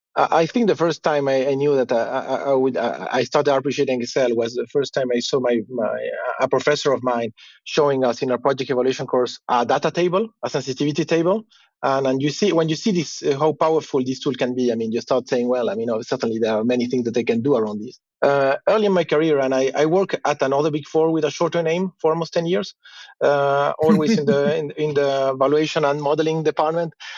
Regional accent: Chile; now in Luxembourg; I'm based in Luxembourg, but I'm originally from Chile

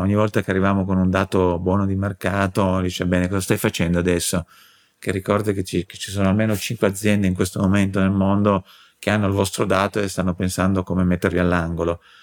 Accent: Turin, Piedmont, Italy; son di Torino

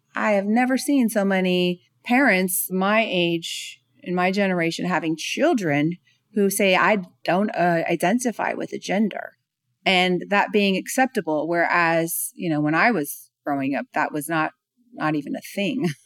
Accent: California, United States; now in Atlanta, United States; I'm from California, so, you know, we're very active over there. I live in Atlanta, Georgia now

